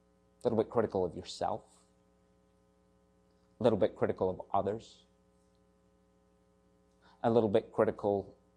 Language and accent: English; South West England, United Kingdom; What's left of my accent may give away. I'm actually from the southwest of England, spent quite a lot of time in London working in the hospitality industry.